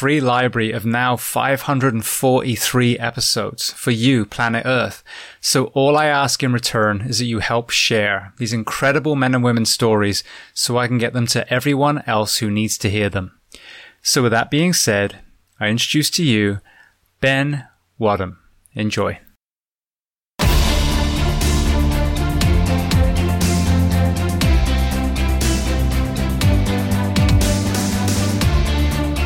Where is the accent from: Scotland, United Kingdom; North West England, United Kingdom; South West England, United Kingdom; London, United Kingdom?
South West England, United Kingdom; Bath; moved away; I'm from Bath originally, which is southwest too